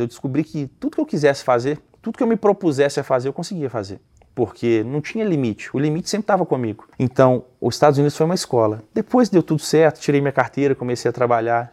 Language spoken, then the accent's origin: Portuguese; Belo Horizonte, Minas Gerais, Brazil; moved away as an adult; also born or lived in United States; now in Nova Lima, Brazil; eu sou de Belo Horizonte, né? Hoje eu moro em Nova Lima, uma cidade que fica bem próximo de BH, a gente está alguns minutos de BH. E eu nasci e cresci aqui